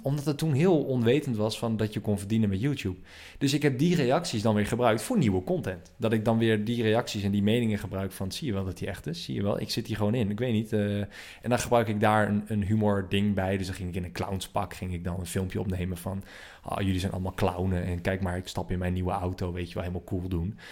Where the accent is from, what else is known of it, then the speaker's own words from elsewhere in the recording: Assen, Drenthe, Netherlands; ik kwam uit Assen, eh, Assen, hoofdstad van Drenthe